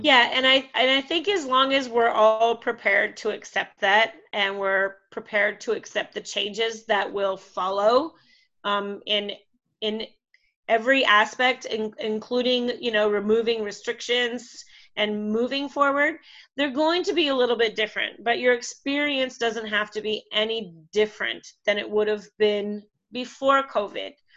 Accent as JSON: {"language": "English", "country": "Canada", "moved": "yes", "lives_now": "Mexico", "said": "I'm Canadian, um, and of course all my family is in Canada"}